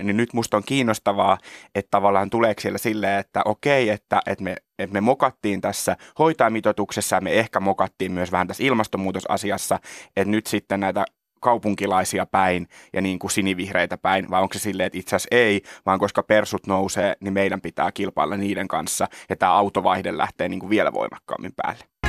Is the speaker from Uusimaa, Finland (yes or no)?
yes; Kerava, Uusimaa, Finland; olen siis Keravalta kotoisin